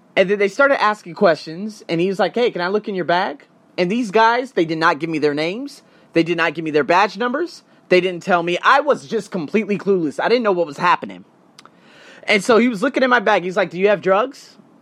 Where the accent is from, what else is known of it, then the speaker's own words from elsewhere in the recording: United States; as an American